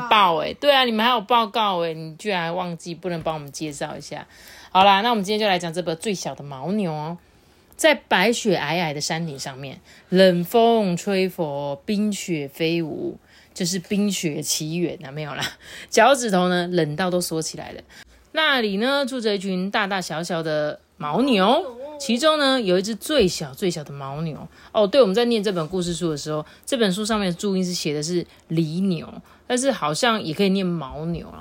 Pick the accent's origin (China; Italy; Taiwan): Taiwan; Changhua County; 我们彰化超赞